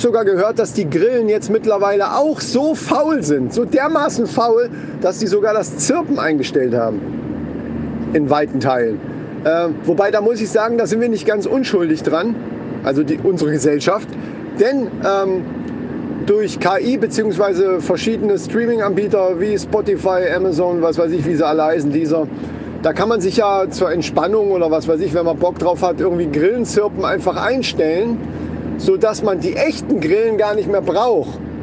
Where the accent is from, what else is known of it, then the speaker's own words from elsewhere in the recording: Germany; bei uns in Deutschland